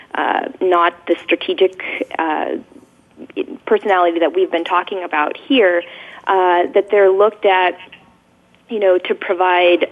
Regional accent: Silicon Valley, California, United States; born and raised in Silicon Valley

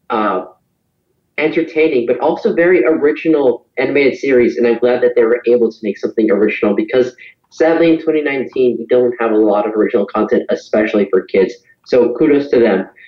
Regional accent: Los Angeles, California, United States; from Los Angeles, and you're listening to Kids First Come Attractions.

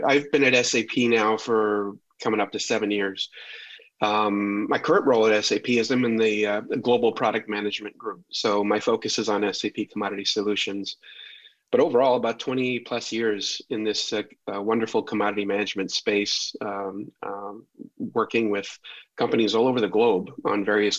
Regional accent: Calgary, Alberta, Canada; also born or lived in Southern Connecticut; now in Connecticut, United States; Grew up in Calgary, so this background that people won't see right now, but perhaps on the video, I grew up outside Calgary, but now I'm just outside of New York City and a dual citizen between Canada and the United States now.

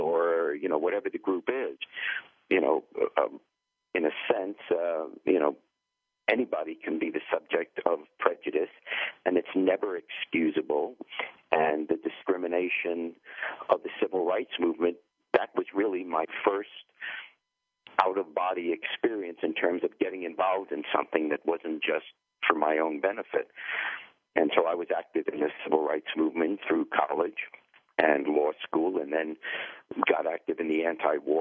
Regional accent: New York, United States; accent: thick New York or Eastern accent; moved away as an adult; also born or lived in England / Cincinnati, Ohio; I grew up in New York

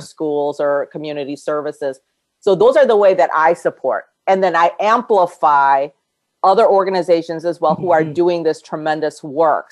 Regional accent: United States; also born or lived in Korea; I grew up here in this yeah. country since I was eight

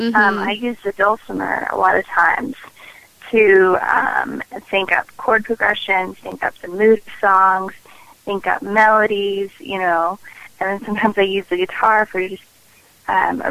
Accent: Nashville, Tennessee, United States; I am born and raised in Nashville, Tennessee, and I'm very proud and very honored to call that place my home.

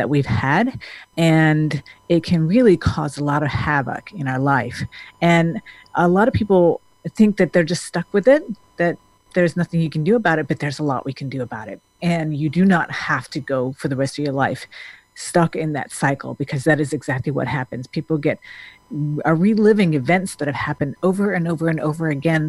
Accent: Denmark; now in United States; I grew up in Denmark

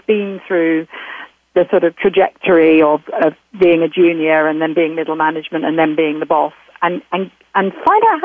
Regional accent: United Kingdom; I'm certainly a Brit

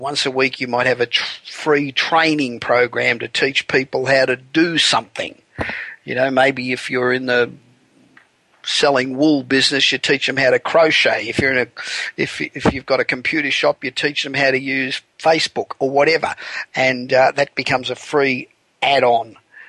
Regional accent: Los Angeles, California, United States; Coming to you this week, as we do each and every week from my hometown of Los Angeles, the City of Angels.

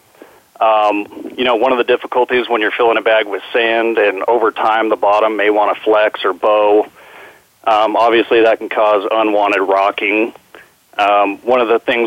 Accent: San Diego, California, United States; also born or lived in Albuquerque, New Mexico; I grew up in San Diego. I was born in Albuquerque

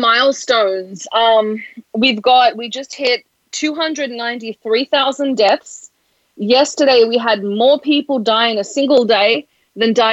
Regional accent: Australia; accent: Australian; now in United States; growing up in Australia

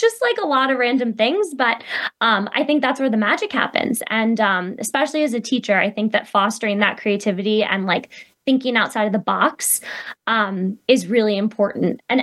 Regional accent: New York, United States; moved away; I'm actually originally from New York

